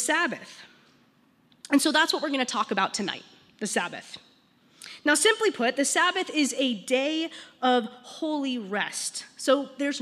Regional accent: Longmont, Colorado, United States; I'm actually from Longmont. I grew up here, went to Longmont High School for just a year, graduated from Silver Creek

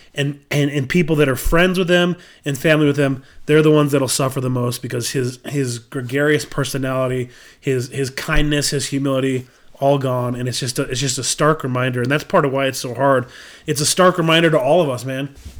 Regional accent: Bountiful, Utah, United States; I'm from Bountiful.

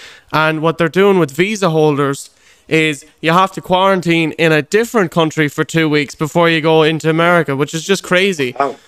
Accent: Moycullen, Connacht, Ireland; also born or lived in United States / Boston; Oh, I was born there. And oh, I grew up in Mycullen then since I was about 5 years old.

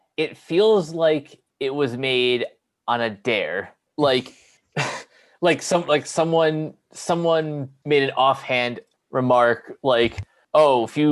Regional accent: Utica, New York, United States; my hometown of Utica, New York

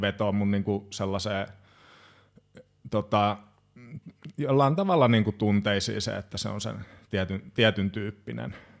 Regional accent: Hamina, Kymenlaakso, Finland; also born or lived in Kajaani / Joensuu; now in Espoo, Finland; Haminasta minä olen kotoisin.

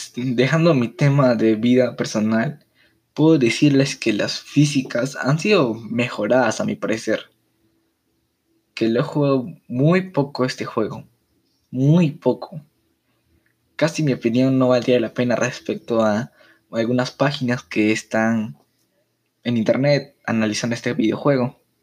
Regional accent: Peru; en mi país, Perú

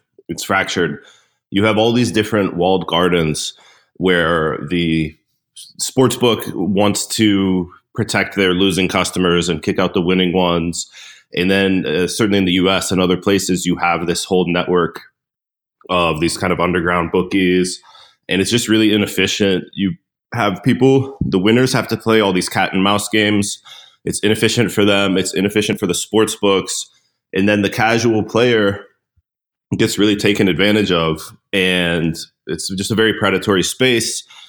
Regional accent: Pittsburgh, Pennsylvania, United States; I grew up in Pittsburgh, Pennsylvania

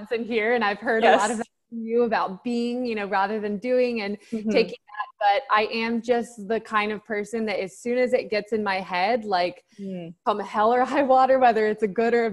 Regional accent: United States; moved away as an adult; also born or lived in Thailand / Bali; I'm from America

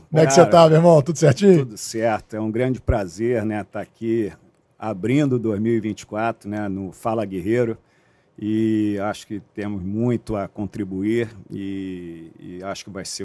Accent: Rio de Janeiro, Brazil; sou da Zona Oeste, né, do Rio de Janeiro, é, nascido e criado aqui, nunca saí do Rio de Janeiro até entrar nas Forças Armadas.

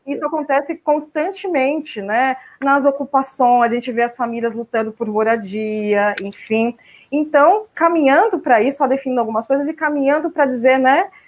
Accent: Mogi das Cruzes, São Paulo, Brazil; also born or lived in Poá; now in São Paulo, Brazil; estou falando de Mogi das Cruzes, passando a pandemia aqui, a minha cidade natal, mas eu moro em São Paulo, na região central, né? desde que me casei, mudei para lá, mas nasci em Poá, depois fui para Mogi

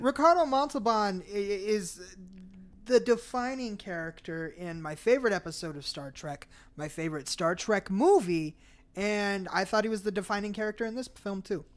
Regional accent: Arizona, United States; I'm from Arizona

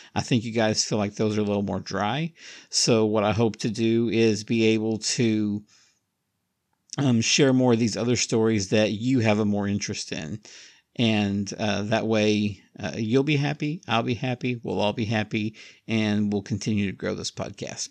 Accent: Oklahoma, United States; also born or lived in Alabama; now in Tijuana, Mexico; I moved away from Oklahoma many years ago, I think nineteen ninety-two

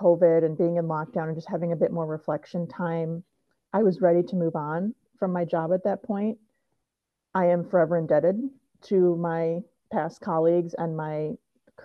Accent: Detroit, Michigan, United States; moved away as an adult; also born or lived in Granville, Ohio; now in Madison, United States; I am originally from Michigan, Metro Detroit area

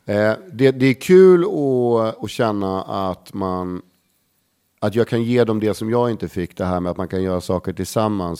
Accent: Stockholm, Stockholm County, Sweden; Lisas Café på Södermalm, där jag är liksom uppväxt

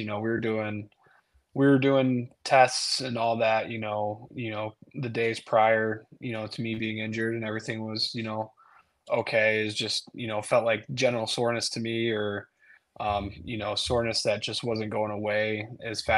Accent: Michigan, United States; I'm from Michigan, and you know that was my team growing up

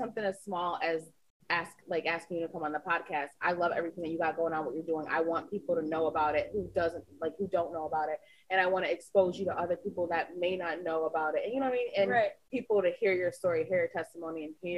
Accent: Old Forge, Pennsylvania, United States; I grew up in Old Forge

